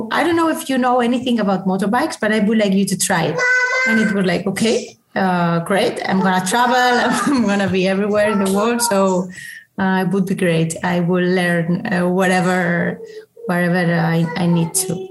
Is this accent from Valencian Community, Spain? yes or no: yes; Valencia, Valencian Community, Spain; moved away as an adult; now in Barcelona, Spain; I'm from Valencia, so I love Valencia